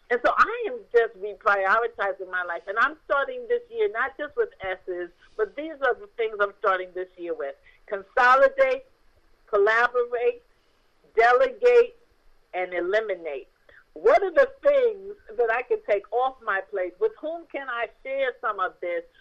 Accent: New York City, New York, United States; So I'm from New York, New York.

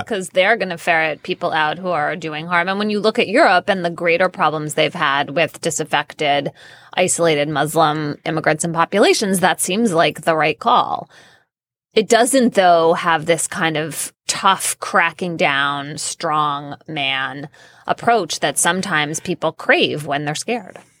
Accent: United States; American citizens

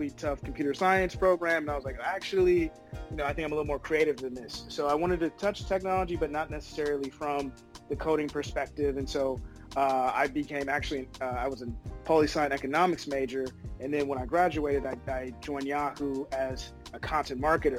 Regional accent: Oakland, California, United States; I'm originally from the Bay. Big shout out to Oakland

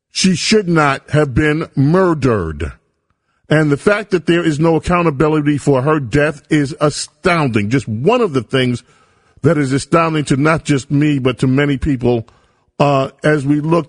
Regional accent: New York City, New York, United States; I grew up in South Jamaica.

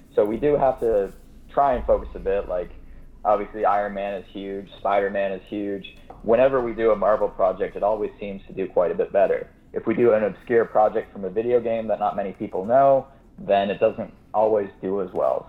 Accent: Kitchener, Ontario, Canada; I'm Canadian. I was born in Kitchener, Ontario, which is about an hour west of Toronto

